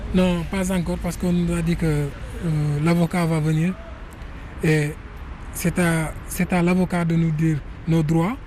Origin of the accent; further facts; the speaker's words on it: Mali; moved away as an adult; je suis malien, je viens pour, pour me protéger car il y a des guerres dans notre pays